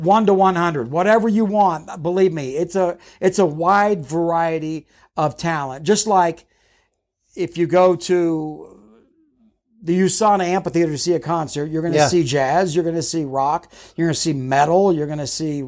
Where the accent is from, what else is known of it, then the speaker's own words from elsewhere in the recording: Charleston, South Carolina, United States; I grew up in South Carolina. I grew up in Charleston. And we were one of the there weren't a lot of Mormon families out there, and our entire family was Mormon.